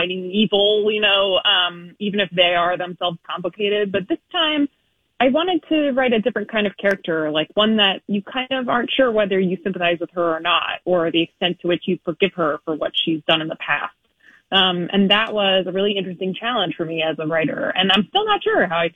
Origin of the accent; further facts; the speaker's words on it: Chicago, Illinois, United States; I'm in New York City, which is not... I'm from Chicago, so I'm not at home